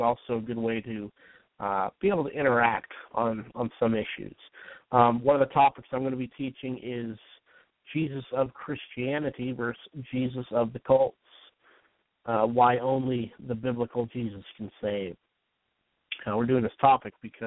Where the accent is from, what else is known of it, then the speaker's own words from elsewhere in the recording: Utah, United States; I grew up in Utah